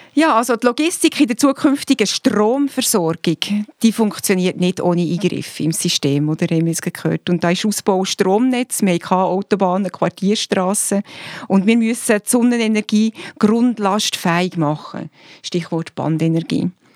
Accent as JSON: {"language": "German", "country": "Switzerland", "said": "bei uns in der Schweiz"}